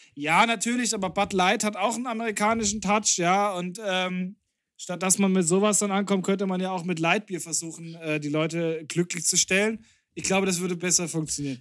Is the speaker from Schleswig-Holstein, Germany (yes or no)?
no; Bavaria, Germany; wir sind aus Bayern